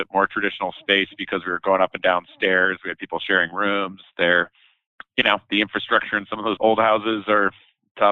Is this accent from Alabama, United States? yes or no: no; Denver, Colorado, United States; also born or lived in San Diego, California; I grew up in Southeast Denver, right around I-25 in Hamden in the Sophomore Park neighborhood